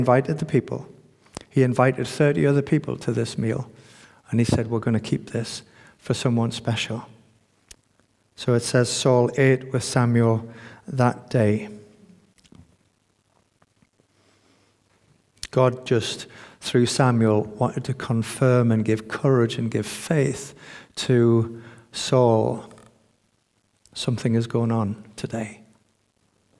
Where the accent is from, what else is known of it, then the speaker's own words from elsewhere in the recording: United Kingdom; as British people